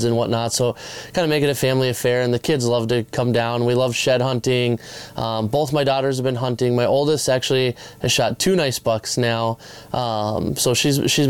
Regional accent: Minnesota, United States; I grew up in Minnesota.

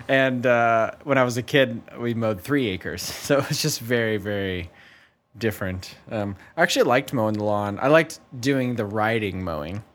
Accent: St. Louis, Missouri, United States; moved away as an adult; also born or lived in Chicago; I'm from St. Louis. I lived in Chicago for ten years and then I come back

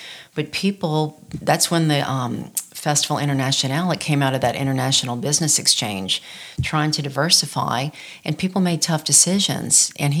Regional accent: Baton Rouge, Louisiana, United States; moved away as an adult; now in Lafayette, United States; I grew up in Baton Rouge

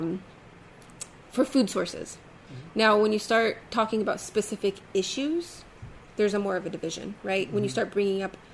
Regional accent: San Diego, California, United States; growing up in San Diego, on the coast, mind you, 2 miles from the beach

